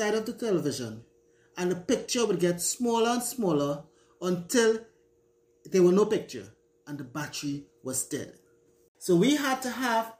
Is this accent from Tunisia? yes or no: no; Tamana, Trinidad & Tobago; Growing up in Tamana, rural Trinidad